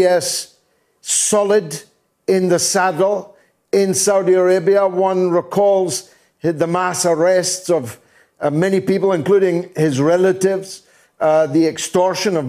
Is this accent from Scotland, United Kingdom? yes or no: yes; Dundee, Scotland, United Kingdom; my hometown of Dundee